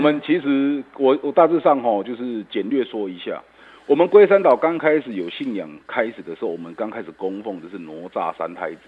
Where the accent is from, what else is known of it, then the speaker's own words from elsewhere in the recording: Yilan County, Taiwan; 因为我们宜兰人